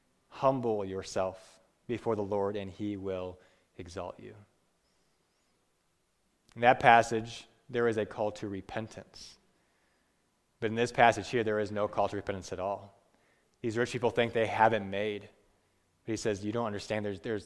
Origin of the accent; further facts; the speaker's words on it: Peru; I grew up in Peru for 10 years, and people are very poor